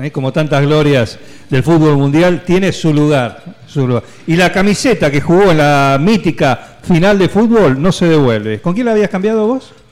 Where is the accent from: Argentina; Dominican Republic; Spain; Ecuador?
Argentina; Las Toberas, Santa Fe; Yo soy de las Toberas.